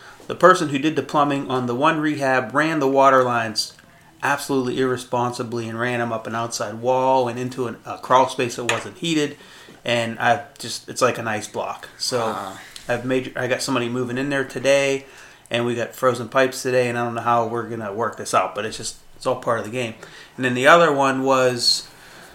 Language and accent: English; United States; Because I'm 100% Syrian. My dad was Syrian. My mom was Syrian. Born and raised in the United States